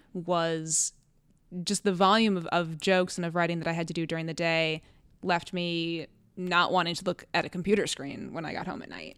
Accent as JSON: {"language": "English", "town": "Cleveland", "region": "Ohio", "country": "United States", "moved": "as an adult", "lives_now": "Connecticut, United States", "said": "I'm from Ohio. I'm from Cleveland"}